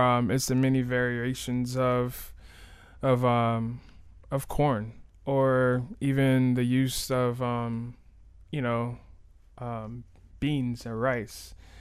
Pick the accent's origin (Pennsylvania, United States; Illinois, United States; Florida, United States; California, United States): Florida, United States; Miami; I'm born and raised in Miami